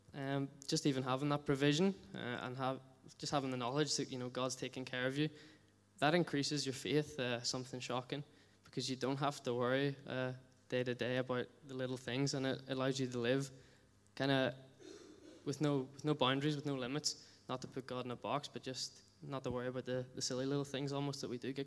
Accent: Bangor, United Kingdom; moved away as an adult; also born or lived in Latvia; until 2 years ago, I spent my whole life living in Bangor

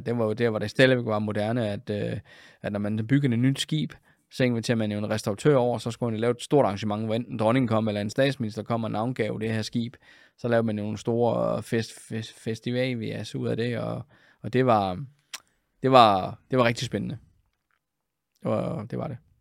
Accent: Funen, Southern Denmark, Denmark; moved away as an adult; also born or lived in Copenhagen / Aalborg / Germany / Frederikshavn; jeg var jo egentlig oprindelig Fynbo

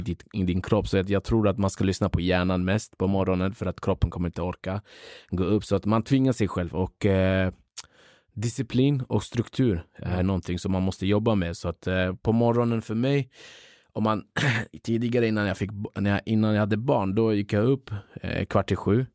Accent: Upplands-Bro, Stockholm County, Sweden; also born or lived in Kurdistan, northern Iraq; uppvuxen i Upplandsbro. Eh, men eh, vi börjar tillbaka. Jag föddes i Kurdistan, norra Irak. Flyttade hit eh, när jag var nio år

